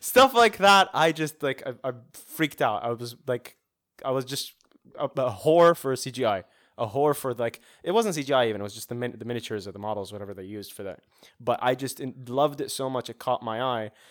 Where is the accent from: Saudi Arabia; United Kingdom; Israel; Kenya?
Saudi Arabia; moved away; growing up in Saudi